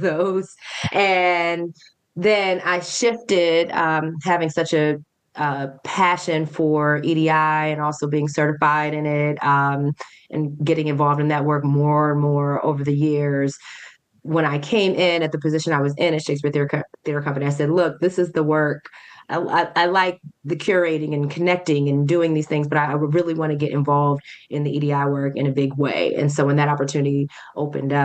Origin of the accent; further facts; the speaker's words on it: Montgomery County, Maryland, United States; also born or lived in New York; I'm very much a DMV person. I'm from Montgomery County. I still live in Montgomery County.